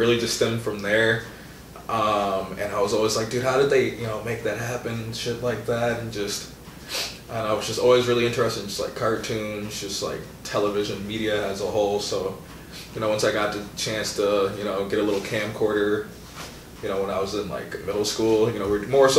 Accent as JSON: {"language": "English", "town": "Menomonee Falls", "region": "Wisconsin", "country": "United States", "tie": "born or raised there", "also_born_or_lived": "Milwaukee, Wisconsin", "lives_now": "Oshkosh, United States", "said": "I grew up in Milwaukee until I was like 10. Used to live on Biller"}